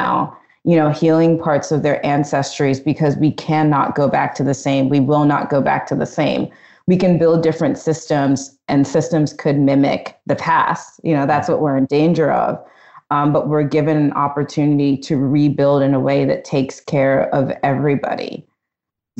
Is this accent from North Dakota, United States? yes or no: no; Annapolis, Maryland, United States; moved away as an adult; also born or lived in Virginia; growing up in Maryland, you know, people think like, especially in Annapolis, like wedding crashers, like crab cakes and footballs.